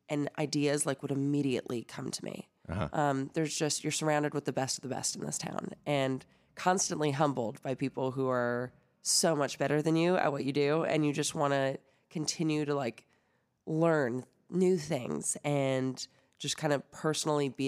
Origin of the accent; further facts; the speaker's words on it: Canada; moved away as an adult; now in Nashville, United States; I am from Canada you, originally.